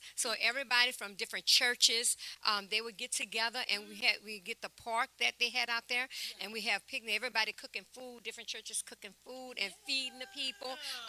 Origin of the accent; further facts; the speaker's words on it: Harrisburg, Pennsylvania, United States; now in New Orleans, United States; From, we came from Harrisburg, Pennsylvania.